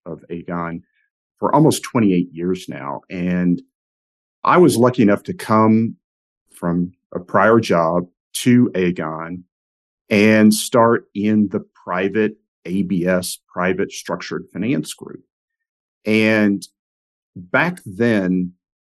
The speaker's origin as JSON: {"language": "English", "town": "Knoxville", "region": "Tennessee", "country": "United States", "tie": "born or raised there", "said": "I grew up in Knoxville, Tennessee"}